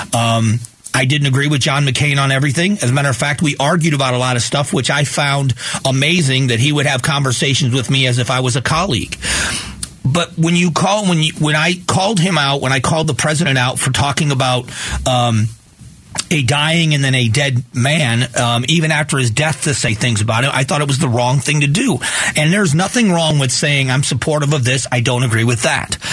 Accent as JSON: {"language": "English", "region": "Florida", "country": "United States", "tie": "born or raised there", "said": "where I grew up in Florida"}